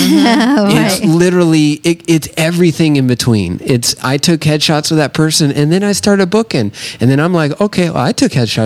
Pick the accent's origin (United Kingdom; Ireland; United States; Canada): United States; Southern United States; I'm from the South, so